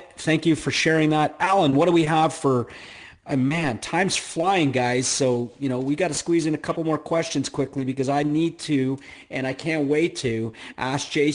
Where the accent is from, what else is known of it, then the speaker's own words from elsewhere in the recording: Canada; I'm Canadian